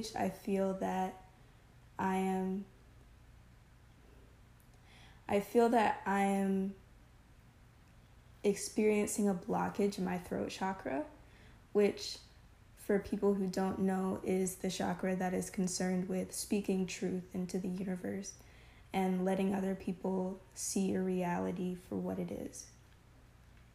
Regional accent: United States; also born or lived in Southern U.S.; I am 20 years old, and I'm American.

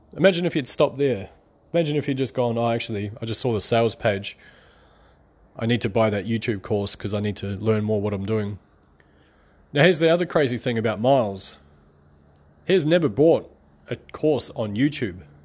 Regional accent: New Zealand; I'm from New Zealand

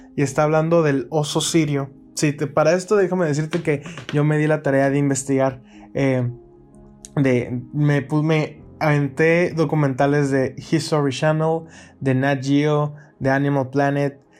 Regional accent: Mexicali, Baja California, Mexico; soy de Mexicali, es una ciudad aquí en México, en la frontera

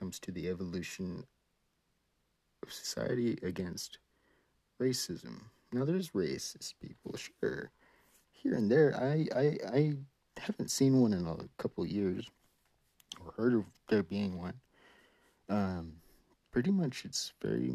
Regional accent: Hawaii, United States; now in California, United States; I was raised in Hawaii, where we over there didn't really care much for the mainland

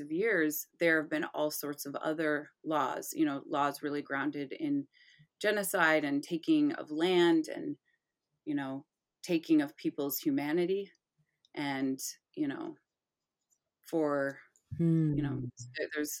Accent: Michigan, United States; I was raised in Michigan.

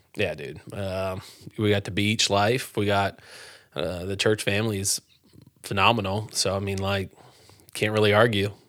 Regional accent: Pennsylvania, United States; moved away as an adult; also born or lived in Moose Jaw, Saskatchewan, Canada; I grew up in Pennsylvania

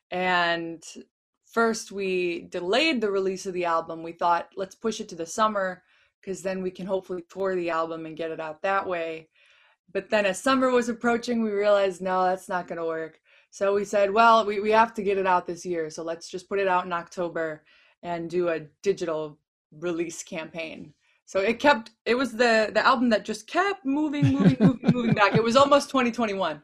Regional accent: Chicago, Illinois, United States; moved away; also born or lived in Los Angeles; I'm from Chicago

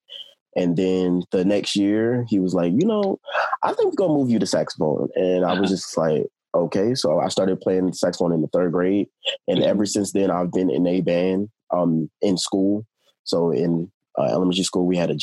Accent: Baltimore, Maryland, United States; originally I'm from Baltimore, Maryland

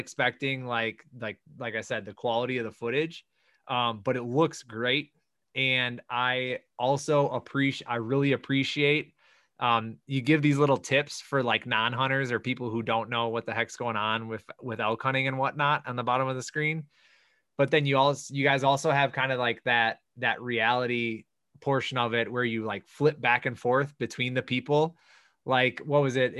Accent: Wisconsin, United States; We're from Wisconsin.

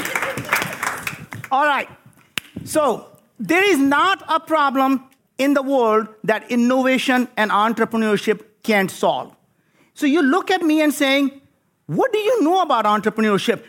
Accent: India; moved away as an adult; now in United States; I grew up in India

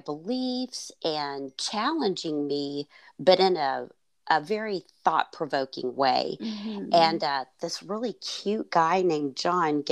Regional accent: Fort Worth, Texas, United States; I grew up in Fort Worth

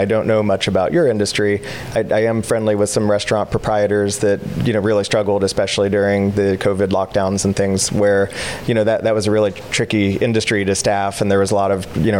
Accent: East Coast of Florida, United States; I was born in Florida as well, on the East Coast.

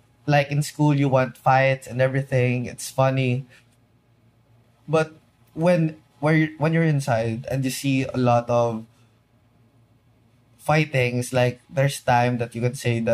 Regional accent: Philippines; being a Filipino inside

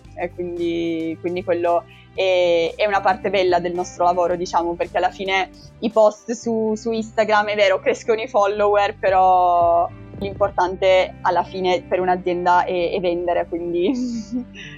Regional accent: Turin, Piedmont, Italy; moved away as an adult; also born or lived in Bologna; now in Munich, Germany; io sono di Torino, sono partita da, da Torino e sono venuta qua

